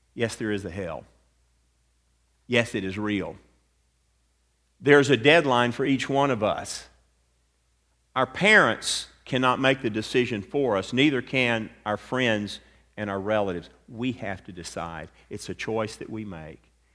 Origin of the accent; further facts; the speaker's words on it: Atlanta, Georgia, United States; I grew up in Atlanta, Georgia